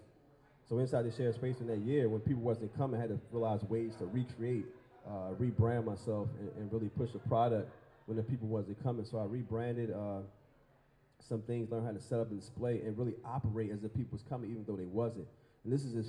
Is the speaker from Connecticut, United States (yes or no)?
no; Baltimore, Maryland, United States; as a young dreamer in Baltimore growing up in East Baltimore